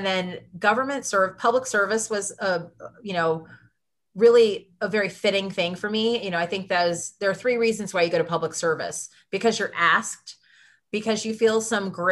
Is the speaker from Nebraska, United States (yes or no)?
yes; Lincoln, Nebraska, United States; moved away as an adult; I grew up in Lincoln, Nebraska